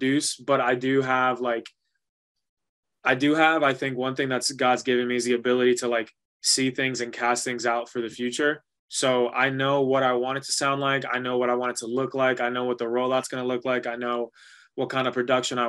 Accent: New York, United States; first language Spanish; English is a second language; Growing up in New York, like I loved it and I never got rid of it

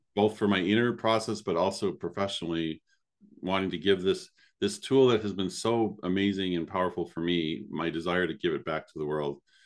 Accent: Chicago, Illinois, United States; moved away; also born or lived in Spain; growing up in the Chicago area in the College of DuPage

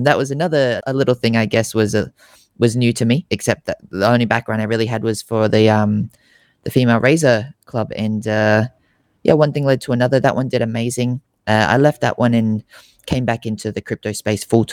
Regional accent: Australia; I'm based over here in Australia, born and raised in Australia

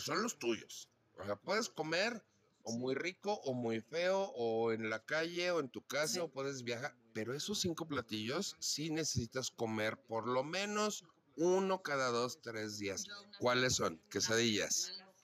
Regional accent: León, Guanajuato, Mexico; moved away; yo que crecí en León

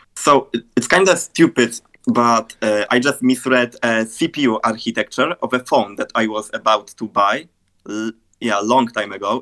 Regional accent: Poland; I'm a music producer, graphic designer, and a YouTuber from Poland.

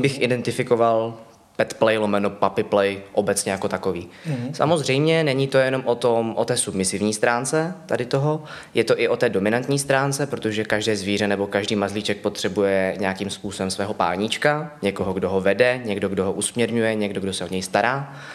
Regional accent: Ostrava, Moravian-Silesian Region, Czechia; moved away as an adult; now in Prague, Czech Republic; původně z Ostravy a ano. do Prahy jsem se přestěhoval krátce po tom, co jsem získal titul.

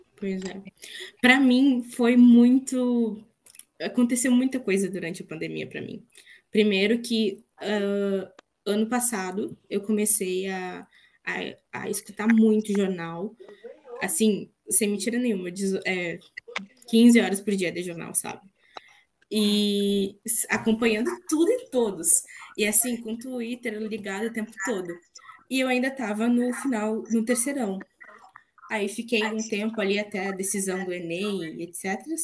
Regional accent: Rio Grande do Sul, Brazil; vocês já devem ter percebido que eu sou gaúcha também.

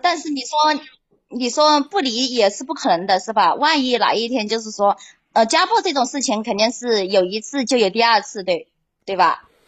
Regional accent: Hunan, China; now in Haining, China; 我是老家是湖南的

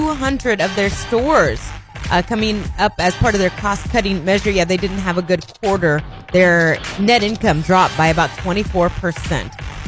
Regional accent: Indiana, United States; now in Arkansas, United States; I'm from Indiana.

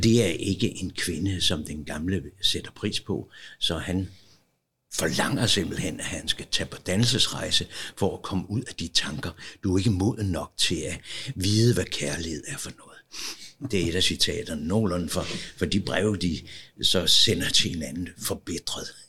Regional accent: Copenhagen, Capital Region of Denmark, Denmark; Jeg er født her i Valby, meget tæt på

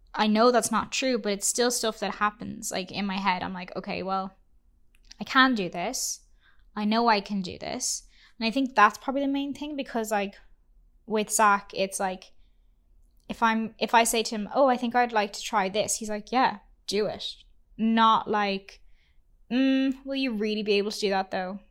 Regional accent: Ireland; now in Vancouver, Canada; we are an Irish couple

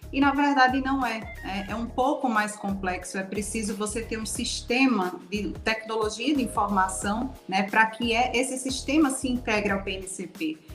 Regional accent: Alagoas, Brazil; eu sou aqui do estado de Alagoas

